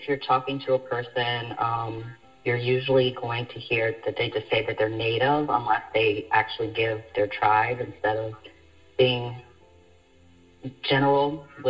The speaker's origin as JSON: {"language": "English", "region": "Montana", "country": "United States", "said": "I hail from the Absaluga or Crow tribe, Whistling Water Clan, also out of Montana."}